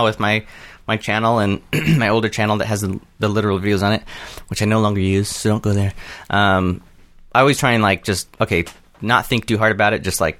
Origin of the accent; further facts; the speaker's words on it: Southern California, United States; Southern California, kind of all around.